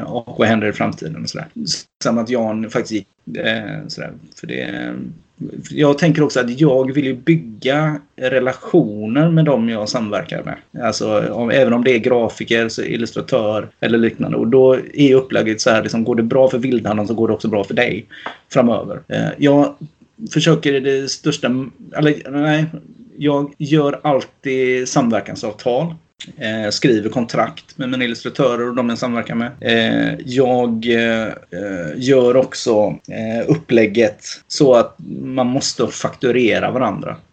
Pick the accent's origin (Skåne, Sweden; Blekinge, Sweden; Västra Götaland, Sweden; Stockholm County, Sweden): Västra Götaland, Sweden; Gothenburg; de som bor i Kortedala. liksom, eh, där jag kommer ifrån